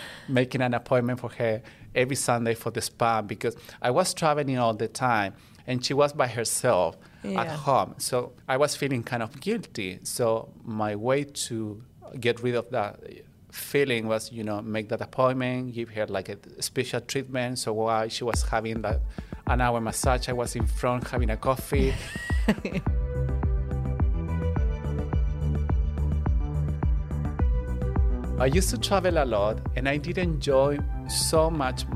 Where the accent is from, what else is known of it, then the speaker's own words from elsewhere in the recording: Santiago, Santiago Metropolitan Region, Chile; moved away as an adult; now in Gold Coast, Australia; I'm from Chile. I was born in Chile and I grew up in Santiago, which is the capital.